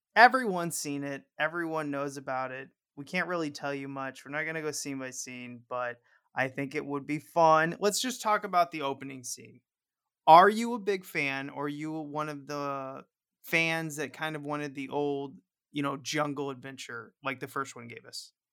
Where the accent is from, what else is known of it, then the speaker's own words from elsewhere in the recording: Missouri, United States; I'm from Missouri